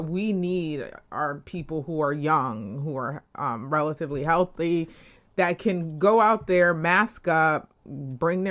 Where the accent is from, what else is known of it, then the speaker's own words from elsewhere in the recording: Connecticut, United States; I grew up in Connecticut.